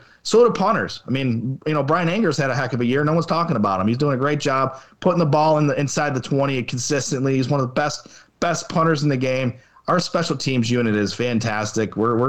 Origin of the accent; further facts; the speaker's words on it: Syracuse, New York, United States; So, you know, Donovan McNabb is a Syracuse legend. And I obviously loved him growing up in Syracuse, you know, watching tear it up in the dome.